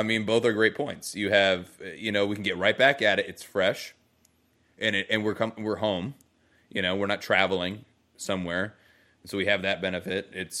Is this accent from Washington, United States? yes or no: yes; Bainbridge Island, Washington, United States; And I grew up on Bainbridge.